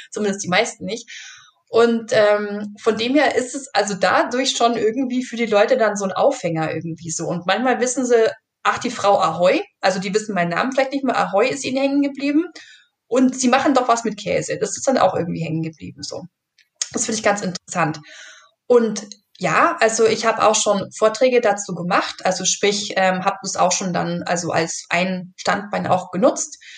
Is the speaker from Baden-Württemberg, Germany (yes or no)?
no; Bavaria, Germany; also ich komme halt eben aus dem Allgäu und, und ähm, kann man vielleicht ein bisschen so äh, melodramatisch sagen, da hat man so Milch im Blut oder so.